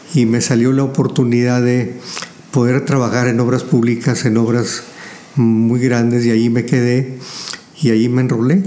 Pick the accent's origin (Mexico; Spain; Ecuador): Mexico; Saltillo, Coahuila; also born or lived in La Madrid, Coahuila; Los recuerdos que tengo fue de la calle de Juárez aquí en Saltillo